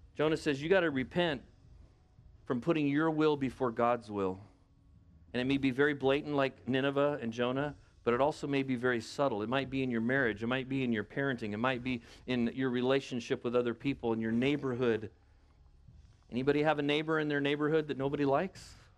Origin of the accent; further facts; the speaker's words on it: United States; I'm an American.